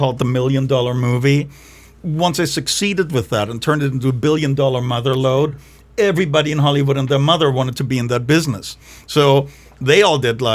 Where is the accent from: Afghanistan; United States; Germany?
Germany; moved away; growing up in Germany